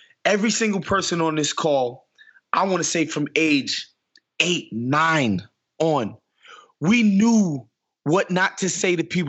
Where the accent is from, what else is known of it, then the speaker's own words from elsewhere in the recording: New York City, New York, United States; Like, I'm from New York City.